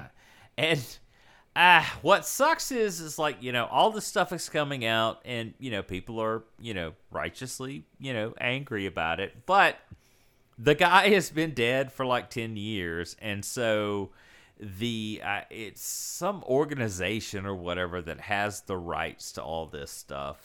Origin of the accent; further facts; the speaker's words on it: South Mississippi, United States; I grew up in South Mississippi, so there was no local game shop or comic shop or anything.